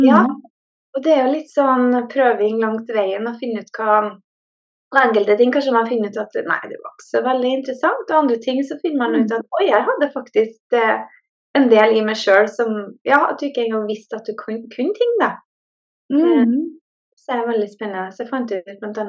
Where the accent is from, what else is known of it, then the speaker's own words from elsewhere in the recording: Norway; now in Sweden; jeg er jo fra Norge, men jeg bor i Sverige.